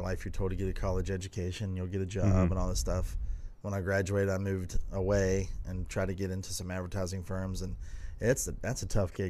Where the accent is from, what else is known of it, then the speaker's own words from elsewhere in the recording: Shinnston, West Virginia, United States; I am from a small town, West Virginia